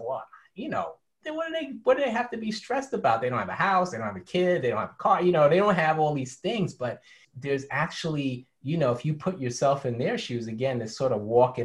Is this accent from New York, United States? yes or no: yes; New York City, New York, United States; growing up in New York City, I was a graffiti artist